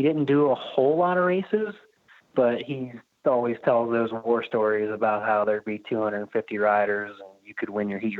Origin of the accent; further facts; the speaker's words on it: Cincinnati, Ohio, United States; I was born in Cincinnati, Ohio